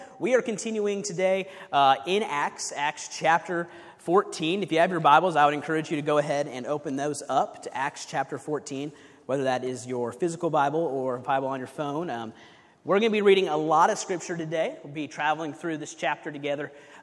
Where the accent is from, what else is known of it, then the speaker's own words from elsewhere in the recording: Kansas City, United States; moved away as an adult; We're originally from Kansas City, where I was on staff at a church in Kansas City